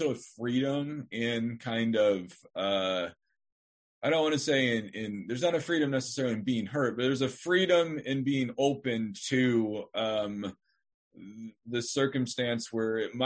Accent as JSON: {"language": "English", "region": "Northern Nevada", "country": "United States", "said": "I'm from Northern Nevada. I mean, I came from a stable family"}